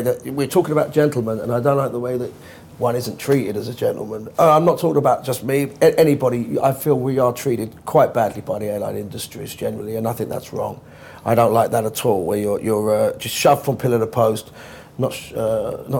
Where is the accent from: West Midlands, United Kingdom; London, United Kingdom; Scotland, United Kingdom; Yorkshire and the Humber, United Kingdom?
London, United Kingdom; I grew up as a Londoner